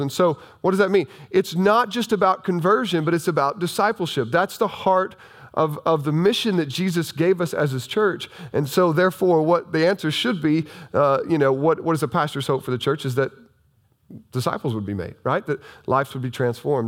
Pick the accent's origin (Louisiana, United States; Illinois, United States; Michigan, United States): Illinois, United States; southern; this is still Bible Belt country down here